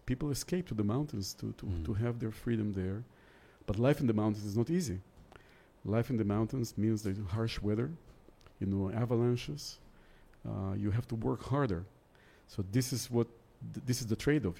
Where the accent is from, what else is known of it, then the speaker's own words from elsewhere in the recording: Israel; moved away as an adult; also born or lived in St. Petersburg, Russia / Moscow, Russia / Tbilisi, Georgia; now in Georgia; my family emigrated to Israel when I was little in, uh, in the 70s. So I grew up there.